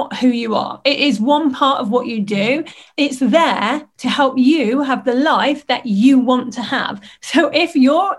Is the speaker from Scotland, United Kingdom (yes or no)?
no; Lincolnshire, East Midlands, United Kingdom; I grew up in Lincolnshire in the United Kingdom